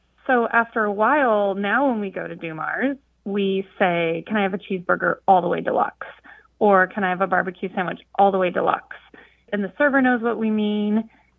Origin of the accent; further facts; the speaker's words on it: Pacific Northwest, United States; now in Norfolk, United States; So I'm from the Pacific Northwest, and I've lived in several parts of the United States. And moved to Norfolk, which is in the mid-Atlantic, a few years ago.